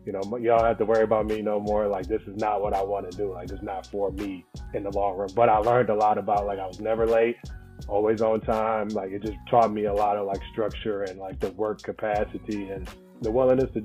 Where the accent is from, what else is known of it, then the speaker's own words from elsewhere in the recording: Flint, Michigan, United States; moved away as an adult; also born or lived in Cincinnati, Ohio; Born and raised in Flint, Michigan